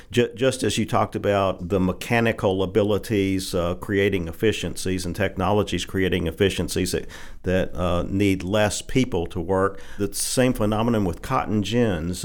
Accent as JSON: {"language": "English", "town": "Holly Grove", "region": "Arkansas", "country": "United States", "tie": "born or raised there", "said": "I grew up in the fifties and sixties, and, uh, back at that time, Holly Grove was a bustling little cotton"}